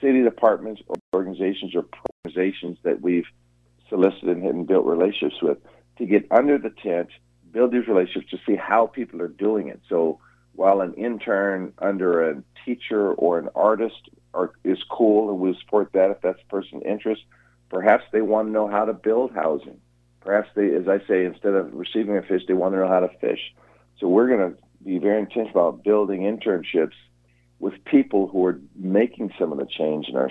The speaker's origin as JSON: {"language": "English", "town": "Seattle", "region": "Washington", "country": "United States", "tie": "born or raised there", "said": "I was born here in Seattle. I've been here my entire life"}